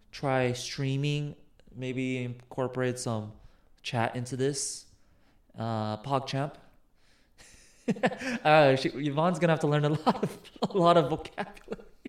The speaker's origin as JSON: {"language": "English", "country": "United States", "said": "I'm American."}